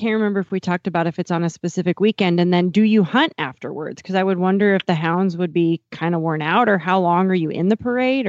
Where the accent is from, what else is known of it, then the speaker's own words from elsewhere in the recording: Eastern Montana, United States; now in Fort Worth, United States; I grew up in Eastern Montana, a very Western family